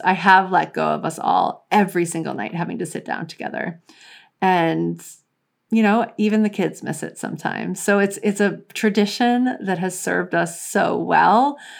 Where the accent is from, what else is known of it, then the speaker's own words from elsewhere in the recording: New Orleans, Louisiana, United States; I grew up in New Orleans